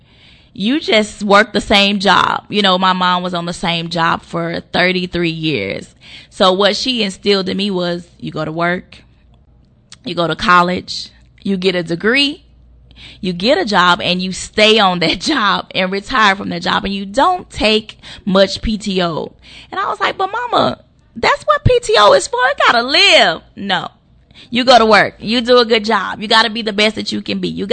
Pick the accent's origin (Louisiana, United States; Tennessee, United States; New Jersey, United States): Louisiana, United States; Monroe; I'm from a small town called Monroe, Louisiana. I grew up on the South Side